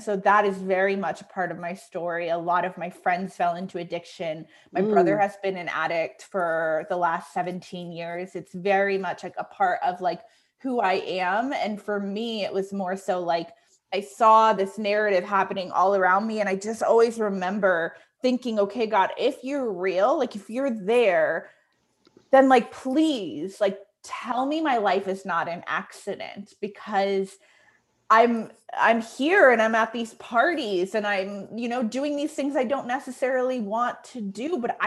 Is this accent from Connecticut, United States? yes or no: yes; Connecticut, United States; also born or lived in New York City; I had applied for a job in Connecticut, where I was from, at a pretty big nonprofit.